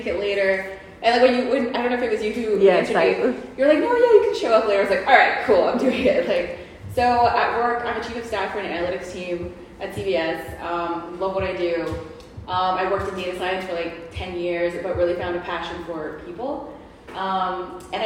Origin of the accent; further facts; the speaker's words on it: Tennessee, United States; also born or lived in Mexico City; now in New York, United States; Born and raised in Tennessee